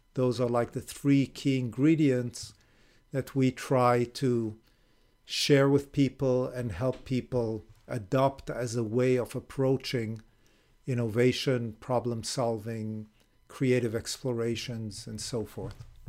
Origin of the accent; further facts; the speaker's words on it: Israel; moved away as an adult; also born or lived in Japan / Illinois; now in California, United States; I was born in Israel, grew up in Israel